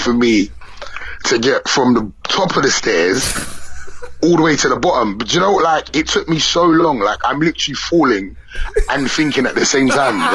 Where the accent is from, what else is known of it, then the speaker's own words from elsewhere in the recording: London, United Kingdom; I'm from away from London